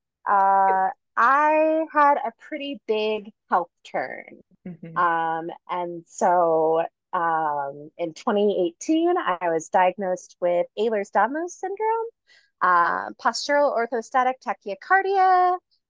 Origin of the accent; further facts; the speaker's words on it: Detroit, Michigan, United States; now in Denver, United States; I am from Detroit. I've been in Denver for about 14 years